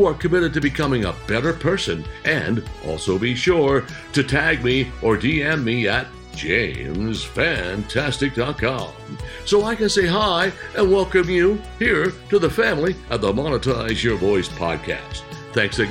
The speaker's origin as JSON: {"language": "English", "country": "United States", "tie": "born or raised there", "said": "I'm an American citizen. I was born right here. In fact, I can sit here in my backyard and look about 200 yards from here into the bedroom window that I was born"}